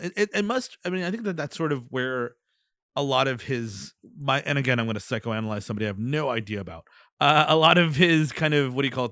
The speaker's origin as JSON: {"language": "English", "country": "United States"}